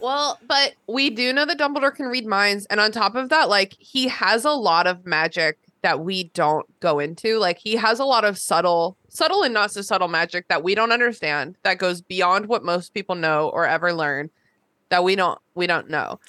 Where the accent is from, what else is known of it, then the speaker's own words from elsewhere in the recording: Burke, Virginia, United States; I grew up in Burke, Virginia, kind